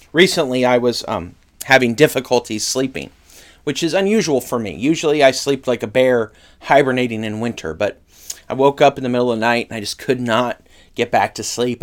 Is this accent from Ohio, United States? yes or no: no; Northern California, United States; I grew up in Northern California